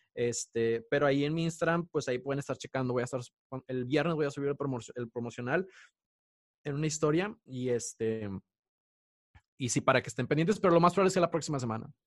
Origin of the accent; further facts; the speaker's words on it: Mexico; moved away; uno como mexicano cuando está en el extranjero